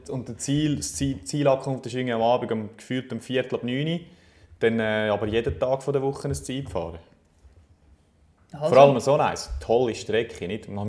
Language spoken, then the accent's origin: German; Switzerland; Das kennen ja, und für uns als Schweizer.